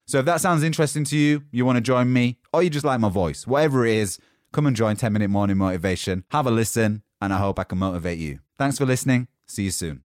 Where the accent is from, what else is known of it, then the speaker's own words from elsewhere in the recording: Yorkshire and the Humber, United Kingdom; now in London, United Kingdom; I'm from Yorkshire in England, currently living in London